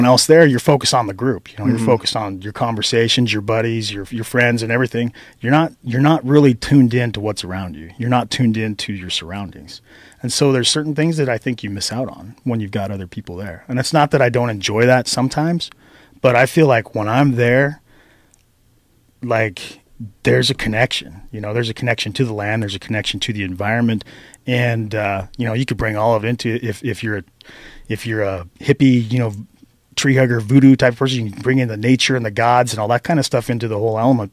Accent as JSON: {"language": "English", "town": "Moore", "region": "Idaho", "country": "United States", "tie": "born or raised there", "said": "I grew up right in Moore, went to school in Mackey and Arco."}